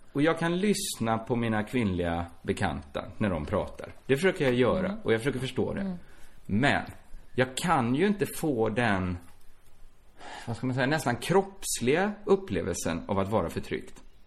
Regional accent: Borås, Västra Götaland, Sweden; Borås, som är min hemstad

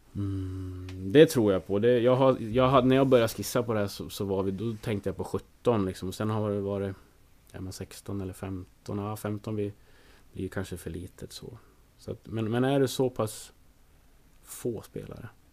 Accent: Söderhamn, Gävleborg County, Sweden; jag är ju från Söderhamn. En stad som ligger lite söder om Hudiksvall

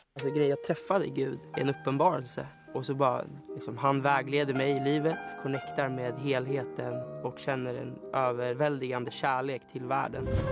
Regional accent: Stockholm, Stockholm County, Sweden; jag kommer från Stockholm

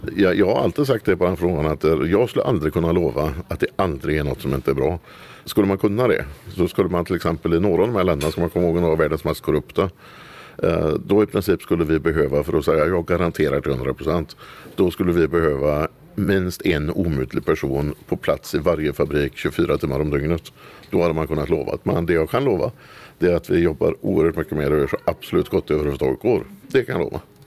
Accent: Dingle, Västra Götaland, Sweden; now in Kosta, Sweden; Sen har vi ju en stor, väldigt stor verksamhet i porten där jag är född också. I Dingle i Bohuslän

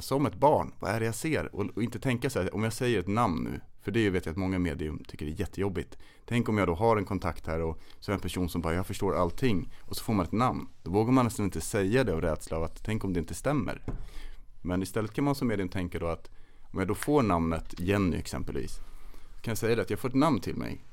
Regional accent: Kolmården, Östergötland, Sweden; also born or lived in Stockholm; där jag växte upp utanför Kolmårdens urskogar, eller i Kolmårdens urskogar kan man säga

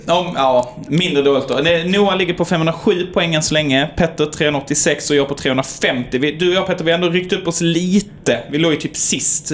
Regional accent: Sweden; jag är från, eh, eh, Sverige.

